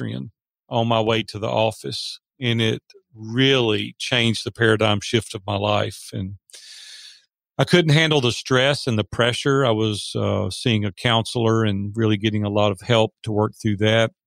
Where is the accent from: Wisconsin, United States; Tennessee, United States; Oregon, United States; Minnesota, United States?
Tennessee, United States; Nashville; I was raised in Nashville, Tennessee, three generations deep here, so I love Nashville